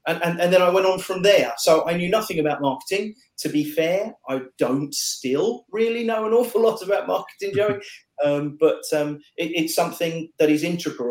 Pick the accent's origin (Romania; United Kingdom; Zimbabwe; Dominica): United Kingdom; England; for being English